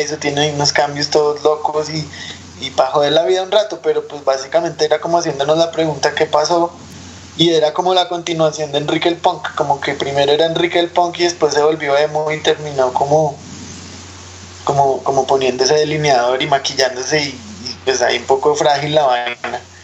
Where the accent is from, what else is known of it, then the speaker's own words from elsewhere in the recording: Bogotá, Colombia; moved away as an adult; also born or lived in Kazakhstan; nosotros rolos